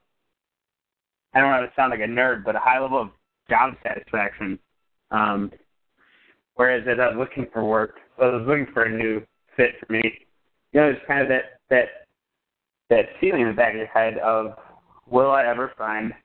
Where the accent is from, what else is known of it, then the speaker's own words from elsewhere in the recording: Vernon Hills, Illinois, United States; I grew up in Vernon Hills, Illinois.